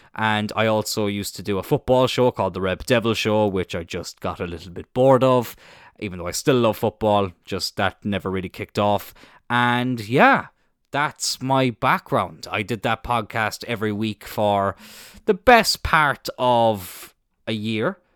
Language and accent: English; Cloyne, Munster, Ireland; I'm from Cline in East Cork, little village, uh, just outside of Middleton.